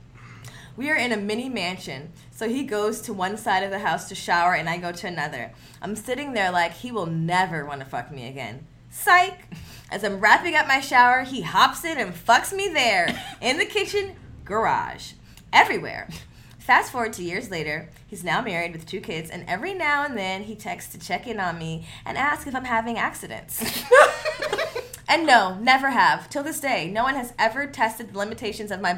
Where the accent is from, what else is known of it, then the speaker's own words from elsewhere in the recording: the Valley, California, United States; growing up in the Valley, being like one of three black people